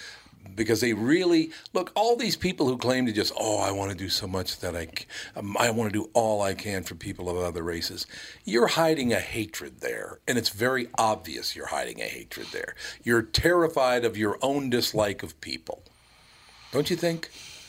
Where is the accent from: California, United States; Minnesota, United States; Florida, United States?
Minnesota, United States; Minneapolis; But I grew up in North Minneapolis with a lot of white people, black people, a lot of Jews and all the rest of it. Probably the poorest family in the neighborhood. But because my skin is white